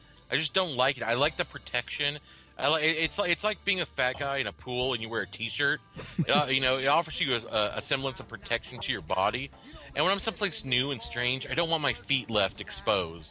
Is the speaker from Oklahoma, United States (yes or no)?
yes; Oklahoma City, Oklahoma, United States; also born or lived in Texas; now in Fort Collins, United States; I come from Oklahoma City in Texas